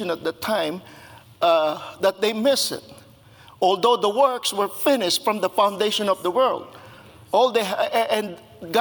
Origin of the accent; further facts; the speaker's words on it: Philippines; moved away; I was born and raised in the Philippines